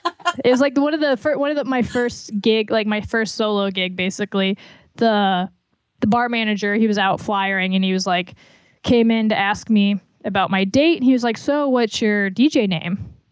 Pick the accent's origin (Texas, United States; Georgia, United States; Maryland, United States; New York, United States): Georgia, United States; Atlanta; born there; Like I was born in Atlanta.